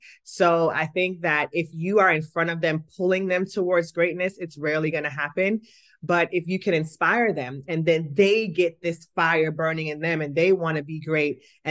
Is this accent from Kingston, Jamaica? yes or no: yes; Kingston, Jamaica; I'm from Kingston, Jamaica, and track and field is like the most popular sport there.